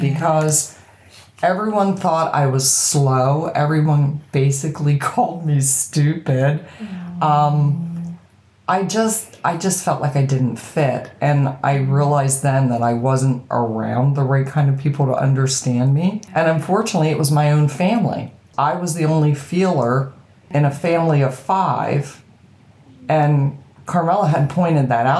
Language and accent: English; Boiling Springs, Pennsylvania, United States; accent: American; I'm from a very tiny town called Boiling Springs, and it's in Pennsylvania